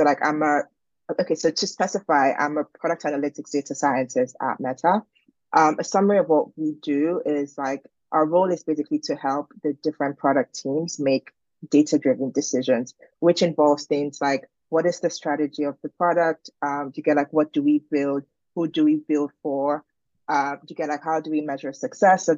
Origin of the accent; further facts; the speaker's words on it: Nigeria; moved away as an adult; also born or lived in Boston, United States / Berlin, Germany; now in London, United Kingdom; I am originally from Nigeria. I was born and raised there.